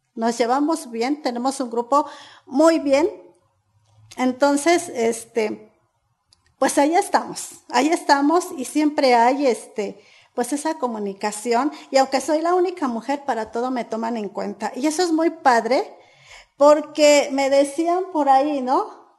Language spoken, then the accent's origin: Spanish; San Diego Buenavista, Mexico; Soy originaria de San Diego Buenavista, mejor conocida como la Ruta de las Berries